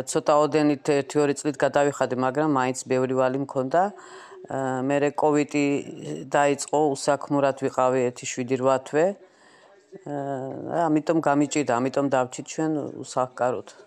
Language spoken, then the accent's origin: Georgian; Batumi, Adjara, Georgia; moved away as an adult; now in Istanbul, Turkey; ბათუმელი ვარ, ვარ 50 წლის, 20 წელიწადზე მეტია ვარ თურქეთში სტამბოლში.